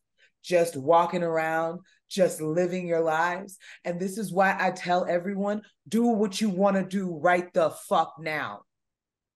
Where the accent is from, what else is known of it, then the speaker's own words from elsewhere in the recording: Florida, United States; We are both from Florida. We both know what it was like growing up